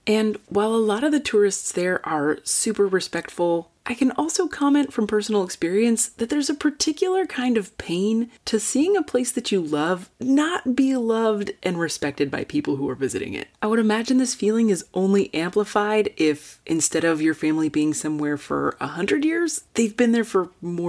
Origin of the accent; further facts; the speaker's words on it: Napa Valley, California, United States; I grew up in the Napa Valley, which obviously is a major tourist destination, and no one in my family is in the wine industry, but I come from a long line of stonemasons and carpenters and farmers